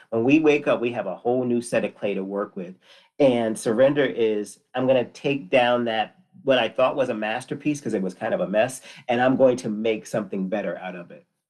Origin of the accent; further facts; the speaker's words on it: Connecticut, United States; I am from Connecticut, born and raised